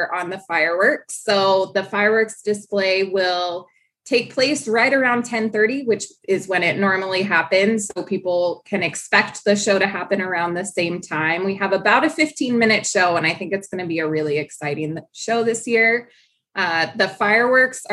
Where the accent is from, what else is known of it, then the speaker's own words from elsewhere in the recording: Bellingham, Washington, United States; also born or lived in Ferndale, Washington; I'm actually a Bellingham local. I grew up here in Whatcom County.